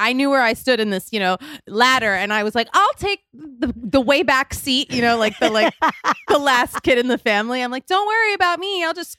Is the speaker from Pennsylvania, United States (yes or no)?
yes; Philadelphia, Pennsylvania, United States; I'm from Philadelphia.